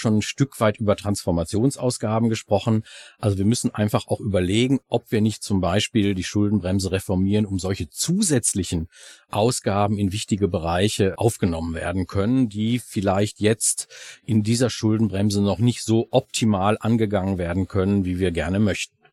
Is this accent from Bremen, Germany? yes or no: no; Ruhr area, North Rhine-Westphalia, Germany; bei uns im Ruhrgebiet